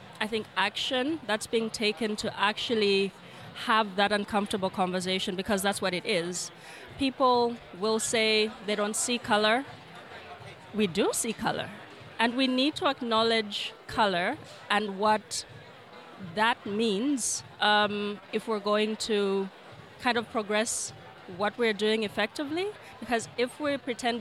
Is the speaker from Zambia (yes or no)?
yes; Lusaka, Lusaka Province, Zambia; I'm from Lusaka, Zambia